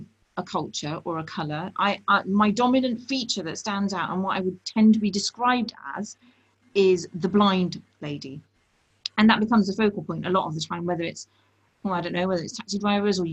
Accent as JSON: {"language": "English", "country": "United Kingdom", "tie": "born or raised there", "said": "I'm British born and bred"}